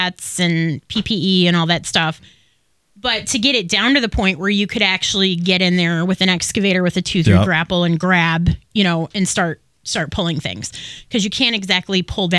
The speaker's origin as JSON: {"language": "English", "area": "Oakland County", "region": "Michigan", "country": "United States", "said": "we're from Oakland County"}